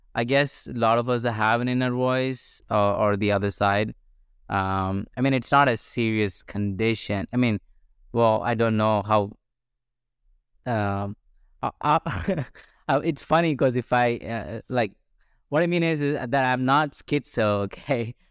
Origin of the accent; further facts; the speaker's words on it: India; moved away as an adult; I grew up in India for 21 years of my life until I was 21